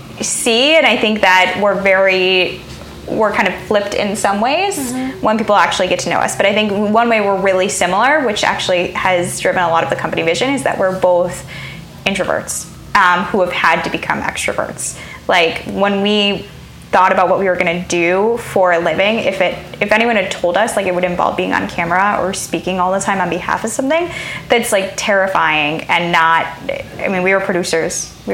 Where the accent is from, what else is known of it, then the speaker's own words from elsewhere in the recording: Midwest, United States; I think I'm from the Midwest.